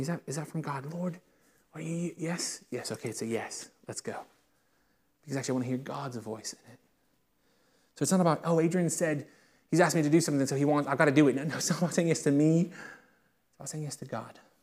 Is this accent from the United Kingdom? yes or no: yes; United Kingdom; I'm not American, I am British